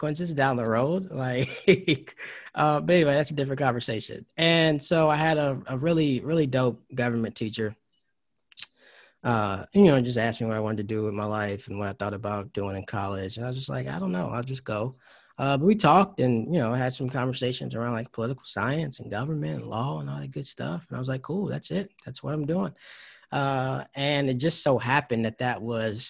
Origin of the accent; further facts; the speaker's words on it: Georgia, United States; also born or lived in North Carolina; I was born in North Carolina. And then grew up in Georgia, went to school there